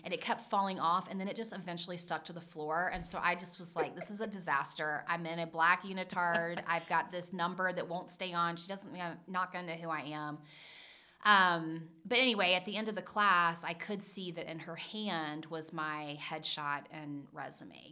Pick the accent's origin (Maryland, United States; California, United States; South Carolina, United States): South Carolina, United States; Charleston; now in Cincinnati, United States; I grew up in Charleston, South Carolina